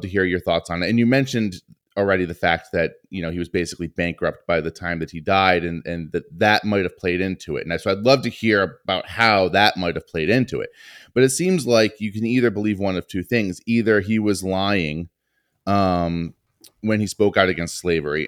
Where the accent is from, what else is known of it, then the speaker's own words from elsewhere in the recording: Northeast, United States; growing up in the Northeast